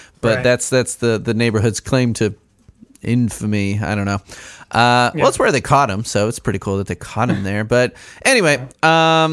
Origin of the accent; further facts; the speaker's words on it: Chicago, Illinois, United States; accent: Chicago; moved away as an adult; also born or lived in Southern Indiana; now in Indiana, United States; I grew up in Chicago